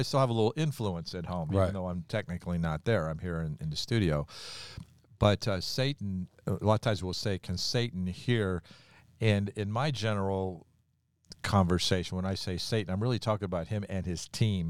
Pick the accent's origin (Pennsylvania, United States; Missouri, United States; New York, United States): New York, United States; I'm from New York, and we don't wait for that.